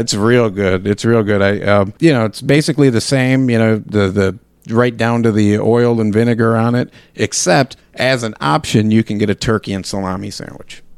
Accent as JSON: {"language": "English", "town": "Chicago", "region": "Illinois", "country": "United States", "tie": "born or raised there", "moved": "yes", "lives_now": "Michigan, United States", "said": "growing up in Chicago, we used to always eat at this, at Jake's Pizza"}